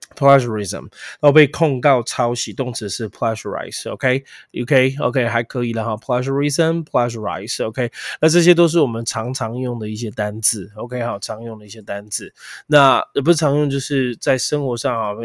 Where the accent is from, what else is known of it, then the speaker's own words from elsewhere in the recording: Taiwan; 我们台湾翻帕运啊